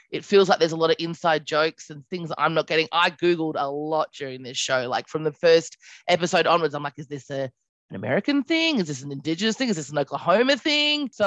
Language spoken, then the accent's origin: English; Australia; also born or lived in United Kingdom; now in New York, United States; So, I'm from Australia, but I lived in the UK for quite some time. Uh, so, my accent is really all over the place, and now I live in New York, which is really exciting.